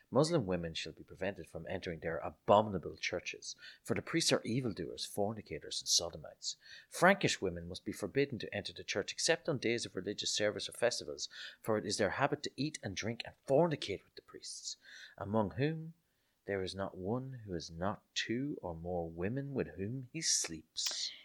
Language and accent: English; Ireland; growing up in Ireland in the, in the seventies, sorry, the seventies, I was born in nineteen eighty-one, but in the eighties and nineties